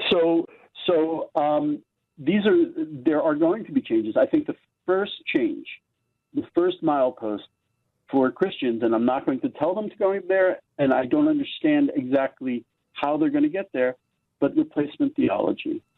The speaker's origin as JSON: {"language": "English", "country": "United States", "tie": "born or raised there", "moved": "yes", "lives_now": "Israel", "said": "I grew up in America"}